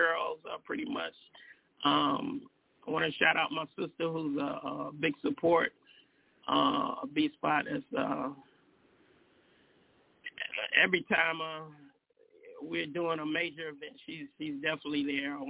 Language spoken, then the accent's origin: English; Nassau County, New York, United States; now in Atlanta, United States; Nassau County is actually where I was born